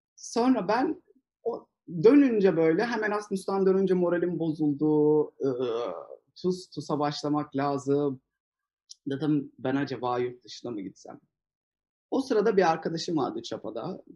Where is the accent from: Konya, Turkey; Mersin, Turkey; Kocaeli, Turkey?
Mersin, Turkey; moved away as an adult; also born or lived in Istanbul; ben Mersinliyim. Liseyi Mersin'de okudum.